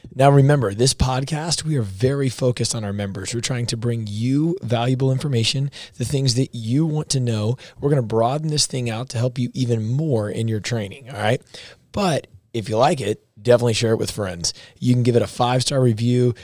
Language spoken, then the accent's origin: English; the South, United States; moved away as an adult; we're from the South